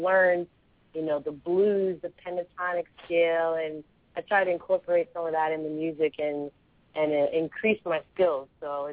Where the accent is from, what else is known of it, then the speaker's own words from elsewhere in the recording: Lancaster, Pennsylvania, United States; moved away as an adult; also born or lived in Elizabethtown, Pennsylvania; now in New York, United States; So I'm from Lancaster, Pennsylvania. So that's where I was raised, probably from, let's say, first grade up until high school